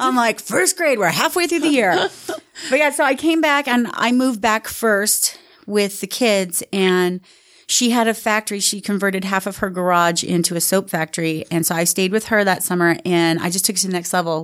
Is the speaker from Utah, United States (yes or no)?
yes; Sandy, Utah, United States; moved away as an adult; also born or lived in Rose Park, Salt Lake City / New York / Southern California; we grew up in Sandy and then, um, my parents got divorced and we ended up moving to Rose Park.